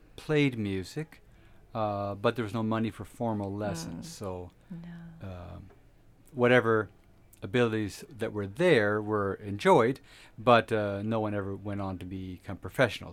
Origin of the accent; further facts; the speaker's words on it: Ontario, Canada; now in Camrose, Canada; I was born in Ontario